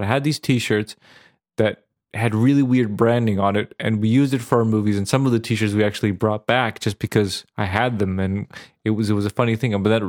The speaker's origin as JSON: {"language": "English", "country": "Serbia", "tie": "born or raised there", "said": "because it was when I grew up in Serbia back in the day, it was war times"}